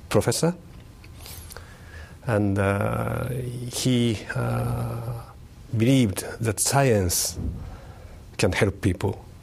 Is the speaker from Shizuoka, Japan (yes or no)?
no; Tokyo, Japan; English is a second language; also born or lived in Kanazawa; Uh, I was born in Tokyo, in 1948, uh, and I was raised there.